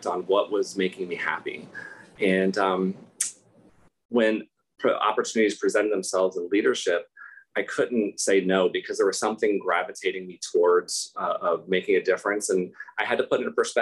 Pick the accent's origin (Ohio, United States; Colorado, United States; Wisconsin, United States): Ohio, United States; moved away; I grew up in Ohio and I have now lived in 6 states.